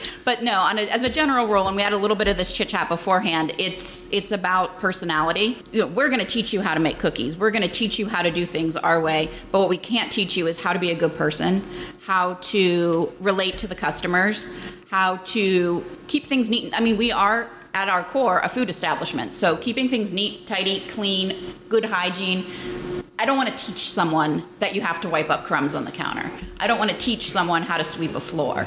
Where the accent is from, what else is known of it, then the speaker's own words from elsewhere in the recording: New Castle, Pennsylvania, United States; accent: Yinzer; moved away as an adult; now in Youngstown, United States; I grew up in Western Pennsylvania, Shenango Valley, Newcastle area. And then I moved over here in 2011